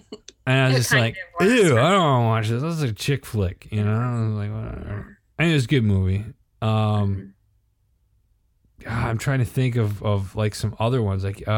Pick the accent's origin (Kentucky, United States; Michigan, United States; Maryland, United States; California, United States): Michigan, United States; Flint; And we had an old school theater, in my hometown, like really old school.